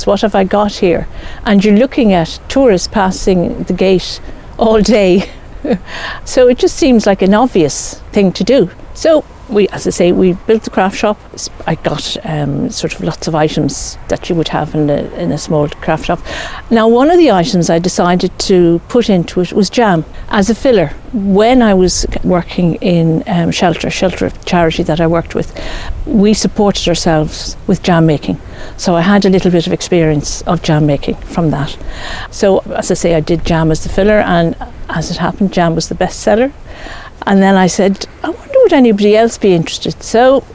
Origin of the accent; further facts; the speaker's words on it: Dublin, Leinster, Ireland; moved away as an adult; now in Clare, Ireland; I was born in Dublin